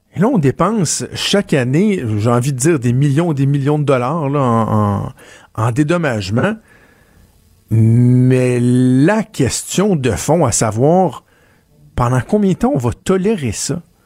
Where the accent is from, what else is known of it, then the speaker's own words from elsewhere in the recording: Quebec, Canada; chez nous, au Québec